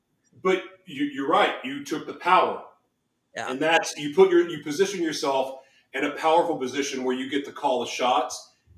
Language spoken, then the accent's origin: English; Oklahoma City, Oklahoma, United States; born there; now in Los Angeles, United States; So I was born in Oklahoma City. And even though LA is home to me, I was born in Oklahoma City.